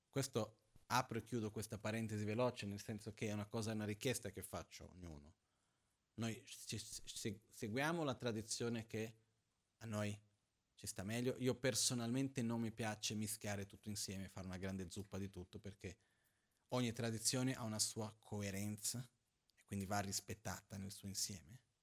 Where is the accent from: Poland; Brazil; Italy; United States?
Brazil; Io sono brasiliano